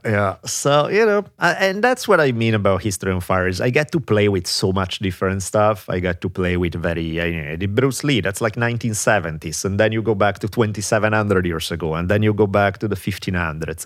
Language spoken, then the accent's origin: English; Italy; moved away; growing up in Italy